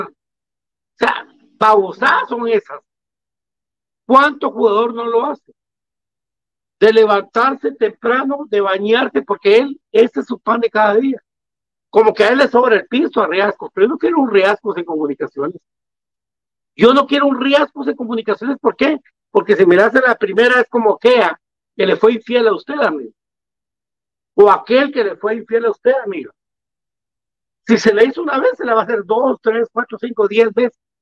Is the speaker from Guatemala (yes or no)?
yes; Guatemala; salí del, mejor colegio de Guatemala, del Liceo de Guatemala